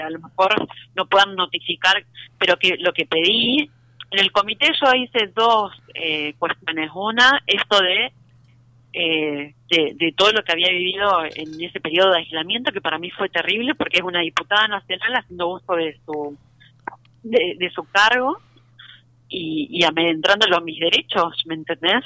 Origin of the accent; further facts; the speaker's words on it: Rosario, Santa Fe, Argentina; moved away; nosotros somos rosarinos